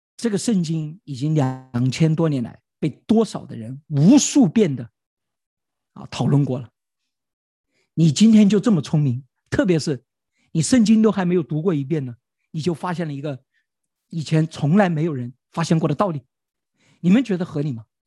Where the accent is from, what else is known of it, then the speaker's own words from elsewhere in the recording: China; 我们中国人是最擅长操纵的民族。